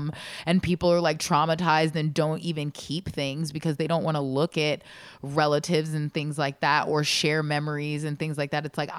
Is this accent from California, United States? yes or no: no; Michigan, United States; I'm from Michigan.